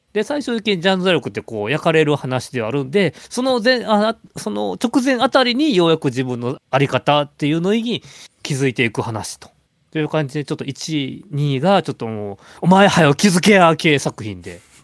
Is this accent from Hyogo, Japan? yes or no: yes; Awaji Island, Hyogo, Japan; 僕と山口君同じく淡路島出身